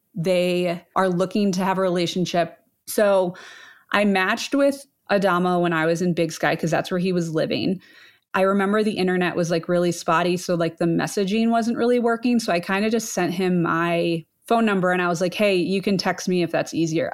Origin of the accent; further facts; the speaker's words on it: Ohio, United States; I grew up in Ohio, Midwest girl